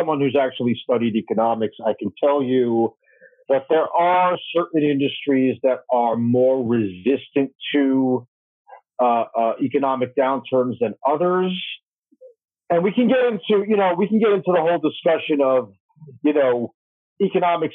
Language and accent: English; New Jersey, United States; my home state of New Jersey